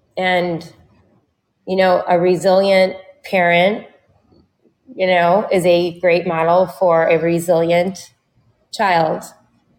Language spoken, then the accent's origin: English; Chicago, Illinois, United States; I'm from Chicago